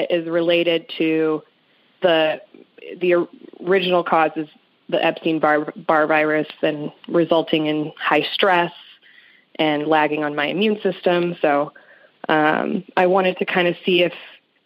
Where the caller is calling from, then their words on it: St. Louis, Missouri, United States; I'm calling from St. Louis, Missouri